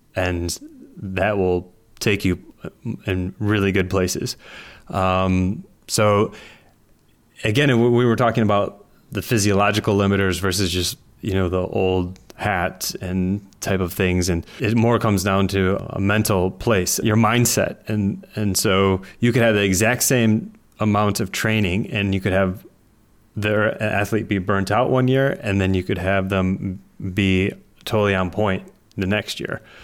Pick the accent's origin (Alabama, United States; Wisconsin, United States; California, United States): Wisconsin, United States; I grew up in Wisconsin